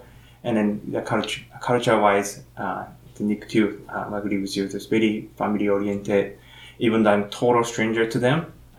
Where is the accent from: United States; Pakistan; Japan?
Japan; now in Canada; I grew up in Japan. Japan is pretty, you know, it's an island.